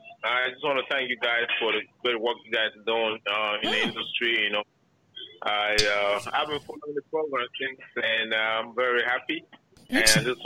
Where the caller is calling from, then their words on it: Baltimore, Maryland, United States; I'm calling from Maryland, Baltimore.